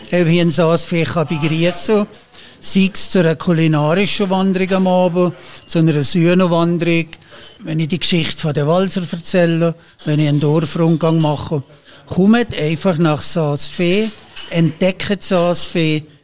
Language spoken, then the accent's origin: German; Valais, Switzerland; accent: Valais German; Ihr spricht sehr ähnlich wie wir hier in unserem Dialekt.